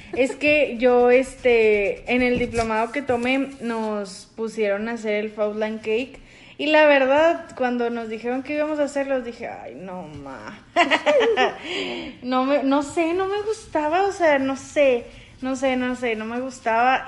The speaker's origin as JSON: {"language": "Spanish", "town": "Monterrey", "region": "Nuevo León", "country": "Mexico", "tie": "born or raised there", "said": "yo soy regia, regia desde la tierra"}